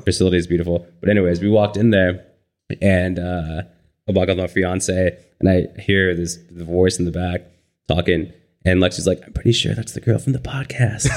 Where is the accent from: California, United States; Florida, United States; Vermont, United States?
California, United States; San Bernardino; moved away as an adult; now in Ventura, United States; I'm from San Bernardino.